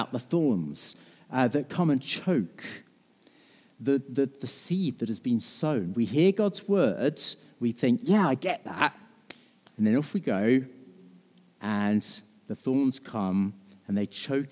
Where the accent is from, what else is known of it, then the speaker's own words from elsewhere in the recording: United Kingdom; we're British